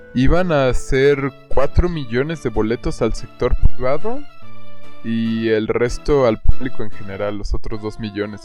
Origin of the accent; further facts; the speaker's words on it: Mexico; somos mexicanos